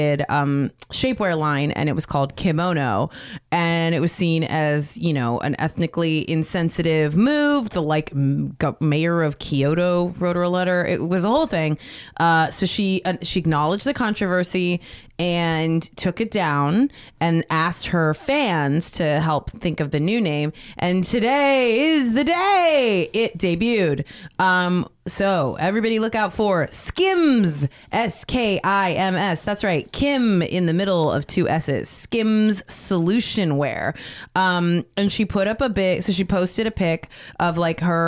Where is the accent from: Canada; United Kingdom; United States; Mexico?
United States; Bay Area, California; now in Los Angeles, United States; I'm from the Bay Area